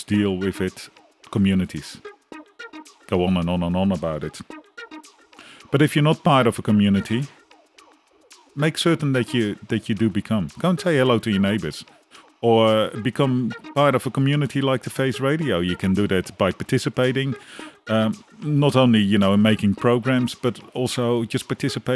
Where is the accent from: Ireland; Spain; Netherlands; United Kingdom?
Netherlands; now in Australia; I'm from the Netherlands